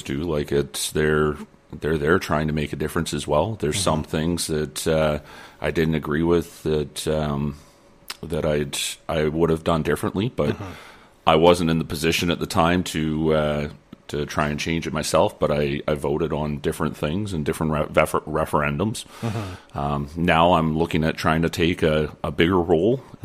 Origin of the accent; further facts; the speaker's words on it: Lower Mainland, British Columbia, Canada; now in Peace River region, Canada; I was originally from the Lower Mainland. I grew up there, and I grew up in 4-H